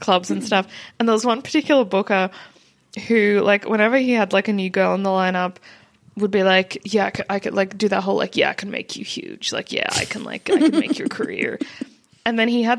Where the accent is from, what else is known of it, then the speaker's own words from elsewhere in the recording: Australia; accent: Australian; whenever anyone would hear my accent, they'd be like, oh, my God, you're from Australia.